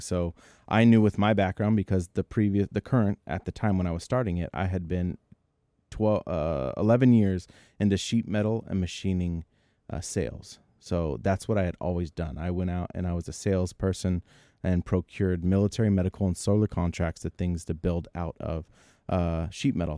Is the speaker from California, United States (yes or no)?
yes; Bay Area, California, United States; we're from the Bay Area